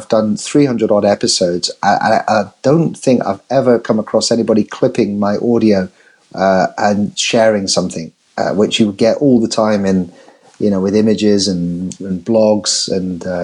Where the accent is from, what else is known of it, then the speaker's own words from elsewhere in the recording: England, United Kingdom; I'm English